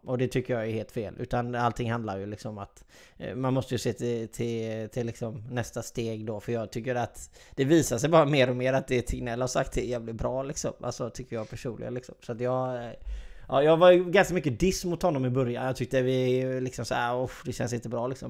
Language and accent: Swedish; Sweden; vi är svenskar